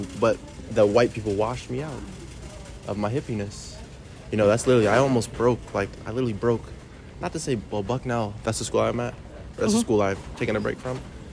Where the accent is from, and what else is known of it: Rockville, Maryland, United States